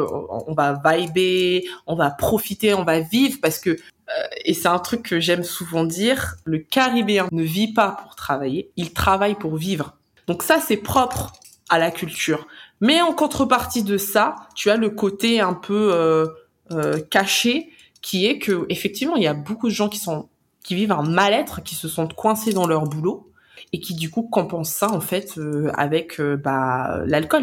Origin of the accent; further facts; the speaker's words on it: France; toi en tant que Français